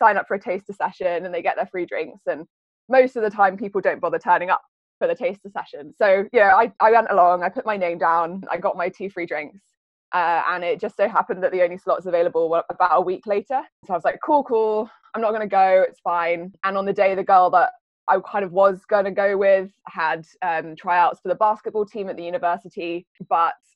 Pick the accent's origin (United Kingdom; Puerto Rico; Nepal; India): United Kingdom; Cambridge, East of England; moved away as an adult; So I grew up in Cambridge. I've lived in Cambridge all my life up until the last few years